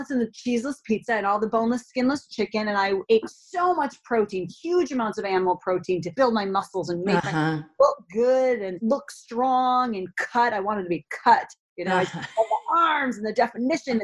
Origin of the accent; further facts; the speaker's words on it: Minnesota, United States; a young girl growing up in Minnesota